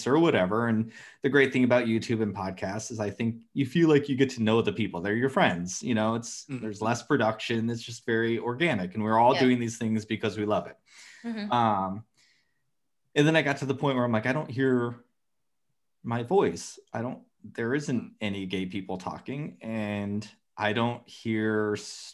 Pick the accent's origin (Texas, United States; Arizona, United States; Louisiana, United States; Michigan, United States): Arizona, United States; Phoenix; I grew up in Arizona, and I grew up like in the suburbs, but in the city in Phoenix